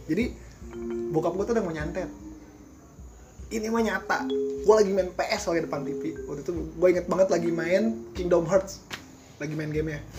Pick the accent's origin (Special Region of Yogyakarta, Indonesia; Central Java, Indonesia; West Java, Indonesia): West Java, Indonesia; Bogor; nggak kayak kita Sunda Bogor lah gitu iya Sunda Bogor kas, agak-agak kasar